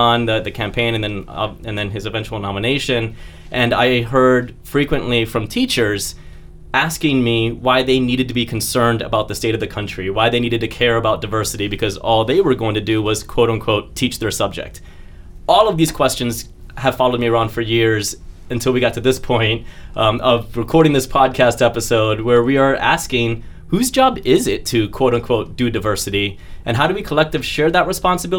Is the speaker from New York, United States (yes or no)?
no; Florida, United States; moved away; also born or lived in Washington State; I was born in Florida, and I was born into a huge football family in Florida